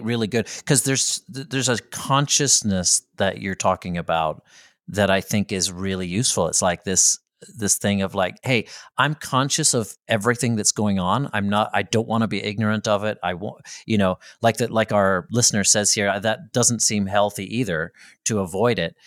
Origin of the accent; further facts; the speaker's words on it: Belfast, Northern Ireland, United Kingdom; in my hometown, right, in Belfast, Northern Ireland, where I, I grew up towards the tail end of an armed conflict